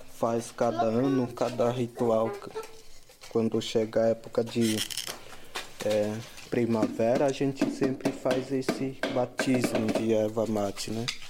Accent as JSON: {"language": "Portuguese", "area": "Boimirim, near Embu-Guaçu", "region": "São Paulo", "country": "Brazil", "tie": "born or raised there", "said": "Eu nasci lá em. aqui perto do Imbuguaçu, que chama Boimirim"}